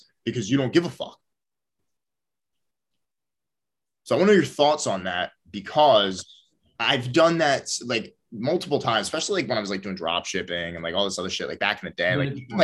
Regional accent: Philadelphia, Pennsylvania, United States; I'm from Philly

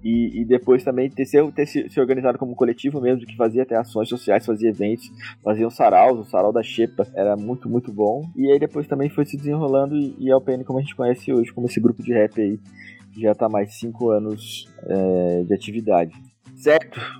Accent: Mogi Guaçu, São Paulo, Brazil; nós dois somos de Mojiguaçu

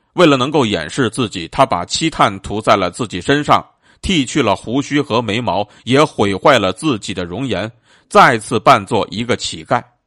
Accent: China; 我们中国人呢，自古便是一个热爱生命的民族，但是更是一个崇尚气节的民族

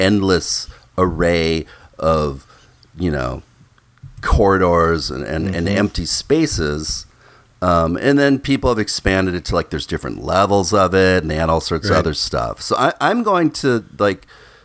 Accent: Midwest, United States; when I was little and I was a young boy growing up in the Midwest

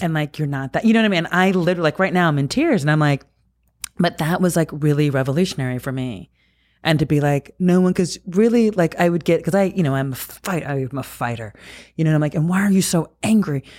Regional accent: New Jersey, United States; as a kid growing up in New Jersey

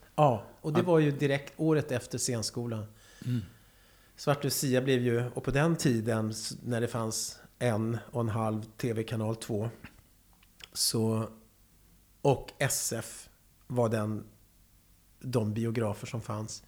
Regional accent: Karlskoga, Örebro County, Sweden; moved away; also born or lived in Lycksele; jag är värmlänning

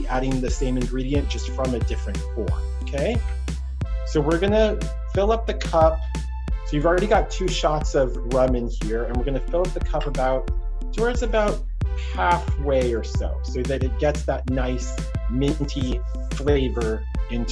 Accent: Texas, United States; moved away as an adult; also born or lived in New York City / Australia / Alaska / Virgin Islands; I grew up in Texas

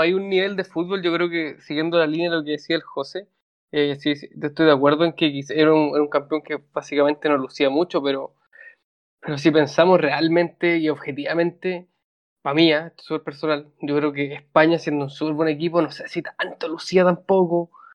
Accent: Chile; lo digo como chileno

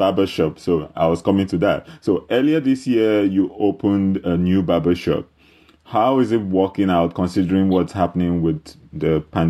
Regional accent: Nigeria; I'm originally from Nigeria

